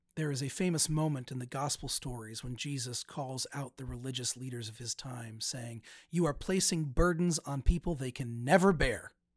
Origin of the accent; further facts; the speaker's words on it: United States; now in Cincinnati, United States; as an American